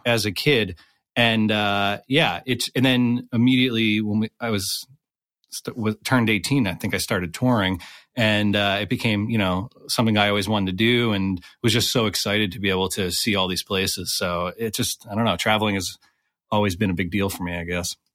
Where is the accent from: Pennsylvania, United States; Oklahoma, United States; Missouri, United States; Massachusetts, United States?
Pennsylvania, United States; right outside of Scranton; I grew up right outside of Scranton